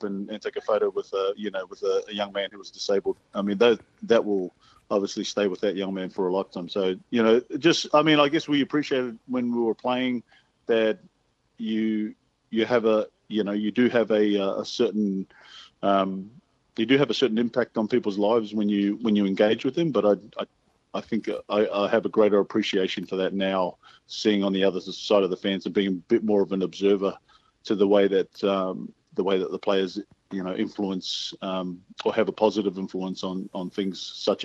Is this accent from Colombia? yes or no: no; Sydney, New South Wales, Australia; I grew up in Mount Druitt